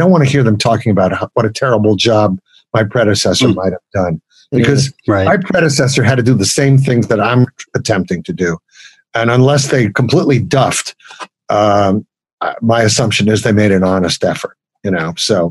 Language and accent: English; New York City, New York, United States; As a kid growing up in Brooklyn